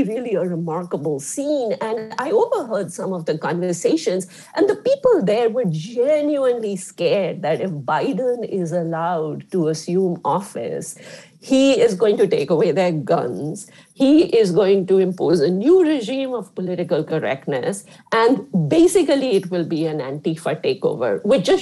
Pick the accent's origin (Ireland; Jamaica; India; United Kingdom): India; moved away; I grew up in India, right, which is not as mature as a, or an old democracy like the United States